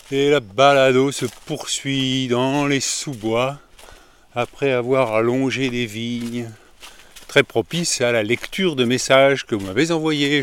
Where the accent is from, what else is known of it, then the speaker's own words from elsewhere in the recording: France; je suis français